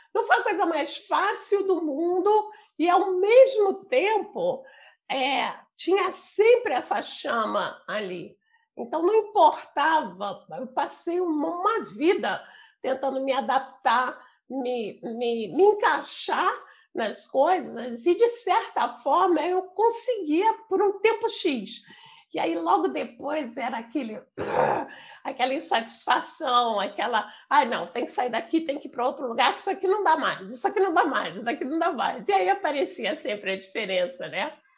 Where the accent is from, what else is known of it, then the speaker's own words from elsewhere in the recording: Rio de Janeiro, Brazil; moved away as an adult; also born or lived in São Paulo / Paraná; Eu sou do Rio de Janeiro. Eu nasci aqui no Rio. É, eu morei a maior parte da minha vida aqui